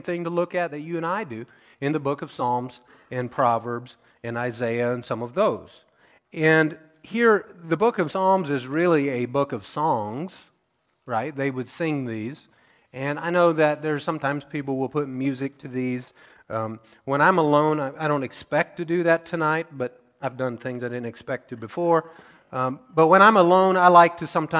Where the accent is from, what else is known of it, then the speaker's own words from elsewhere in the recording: Missouri, United States; the people that started our church that I grew up in Missouri